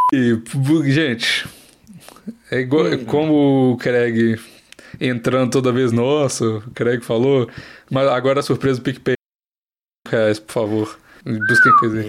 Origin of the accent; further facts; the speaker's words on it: Curvelo, Minas Gerais, Brazil; sou de Curvelo, né? E aí eu tenho avós que moram lá, tem casa lá e tudo mais